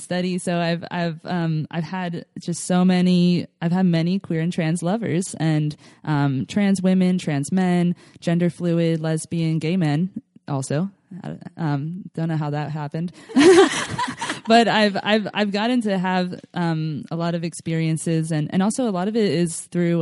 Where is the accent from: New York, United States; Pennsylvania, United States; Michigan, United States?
Pennsylvania, United States; Philadelphia; now in California, United States; I grew up in Philadelphia, home of the cheesesteaks